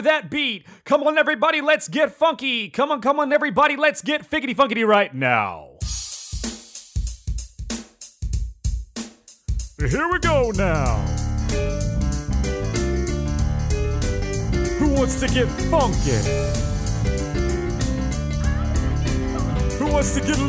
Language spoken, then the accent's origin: English; Knoxville, Tennessee, United States; now in Lexington, United States; I grew up in Knoxville, Tennessee